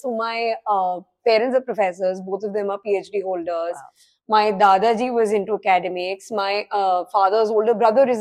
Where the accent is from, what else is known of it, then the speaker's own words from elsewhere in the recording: Ranikhet, Uttarakhand, India; I grew up in Ranikhet